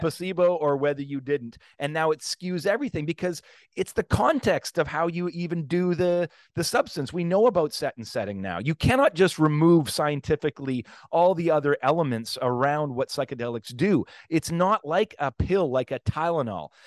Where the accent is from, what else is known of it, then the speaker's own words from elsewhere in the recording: Canada; as a Canadian, a p, person working in Canada